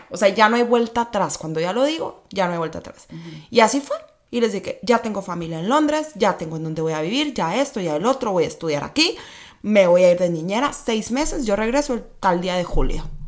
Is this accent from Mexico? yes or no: yes; Hermosillo, Sonora, Mexico; moved away as an adult; also born or lived in Mexico City; now in Tijuana, Mexico; soy sonorense, nací en Hermosillo, Sonora